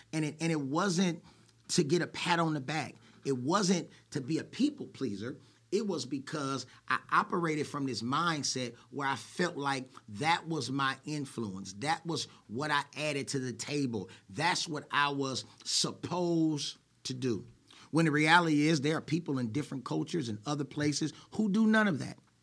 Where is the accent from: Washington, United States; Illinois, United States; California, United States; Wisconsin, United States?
California, United States; Oakland; I was born in Oakland, California, to Herbert and Cheryl